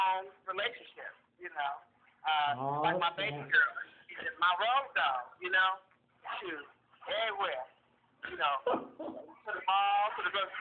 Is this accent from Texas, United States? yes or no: no; San Francisco, California, United States; moved away; I'm born and raised in San Francisco